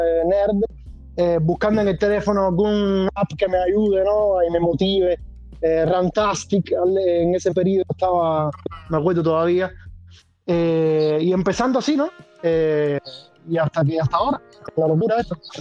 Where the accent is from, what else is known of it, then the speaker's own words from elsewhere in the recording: Havana, Cuba; also born or lived in Matanzas; now in Bologna, Italy; nacido, pero crecido y criado y todo en La Habana.